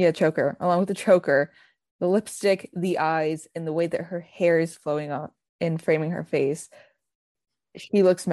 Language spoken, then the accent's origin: English; United States; I'm the American